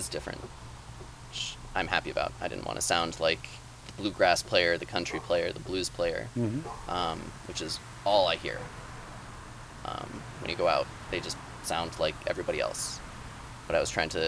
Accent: Boulder, Colorado, United States; moved away as an adult; also born or lived in Golden, Colorado / Chile / Munich, Germany; now in Maine, United States; lived in Boulder for most of my time.

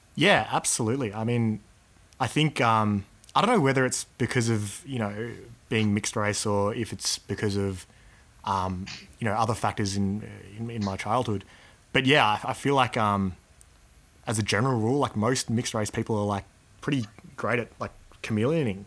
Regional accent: Australia; growing up in Australia um, has a you know big influence on my value system

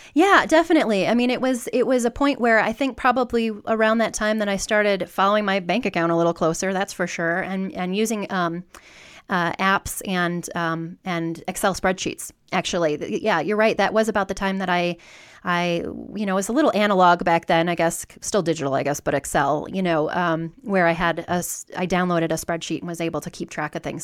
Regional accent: Southwest Michigan, United States; moved away as an adult; also born or lived in Detroit / Kansas City; now in Denver, United States; I grew up in Southwest Michigan

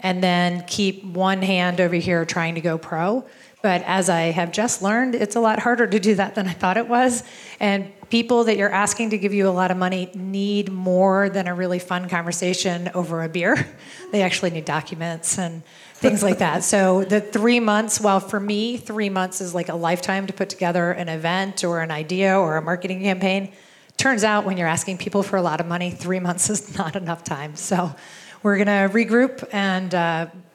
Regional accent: East Coast, United States; moved away; we're both from the East Coast

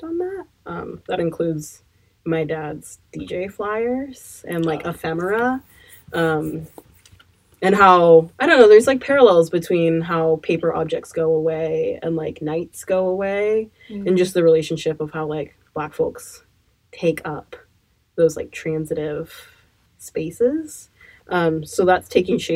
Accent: Eugene, Oregon, United States; now in Portland, United States; I grew up in Eugene, Oregon

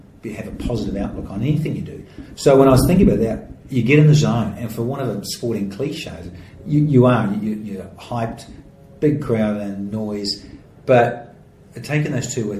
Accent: New Zealand; now in Australia; In Australia, particularly here, being a Kiwi

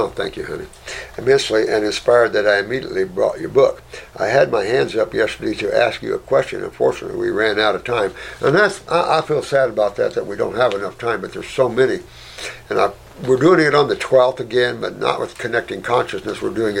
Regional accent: Philippines; born there; I was born in the Philippines.

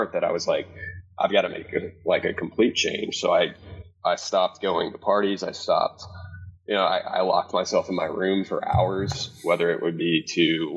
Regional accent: Cedar Hill, Texas, United States; I grew up in Cedar Hill, Texas

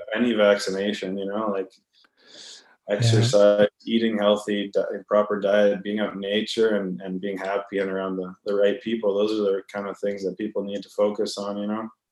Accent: Vancouver, British Columbia, Canada; also born or lived in Edmonton, Alberta; I was born in Edmonton, but I grew up in Vancouver

